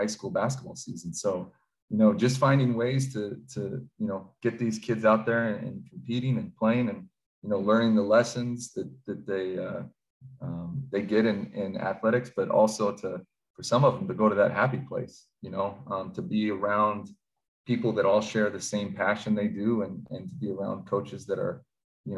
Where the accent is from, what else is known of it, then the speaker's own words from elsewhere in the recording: Pacific Northwest, United States; growing up in the Pacific Northwest